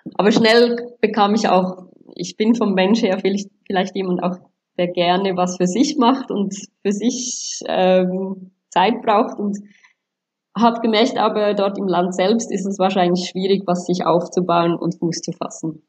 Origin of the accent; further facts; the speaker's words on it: Switzerland; accent: Swiss; moved away as an adult; also born or lived in Angola / Sri Lanka; now in Dubai, United Arab Emirates; ich lebe ja in der Schweiz und ich habe ja auch die Schweizer Einflüsse durch Schule, Freunde, Pateneltern bekommen